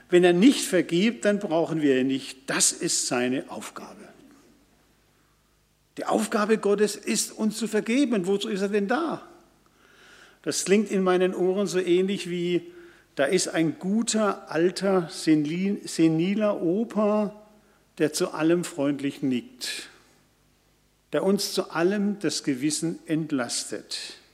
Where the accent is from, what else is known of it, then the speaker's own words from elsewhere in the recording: Karlsruhe, Baden-Württemberg, Germany; Karlsruhe, meine Heimat, benutzt noch zentrale Bußgeldstelle.